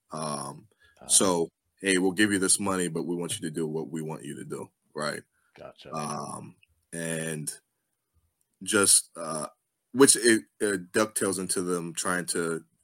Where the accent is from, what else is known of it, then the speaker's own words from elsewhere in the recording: Mid-Atlantic, United States; it was cold, um, and I'm from the Mid Atlantic, and even I was like, "This is too cold for me. I have to get back home."